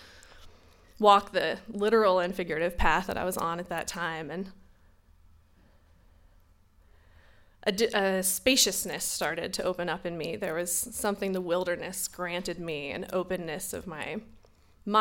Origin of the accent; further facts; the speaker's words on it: North Carolina, United States; Growing up in North Carolina, 1220 Selwyn Lane, that was my home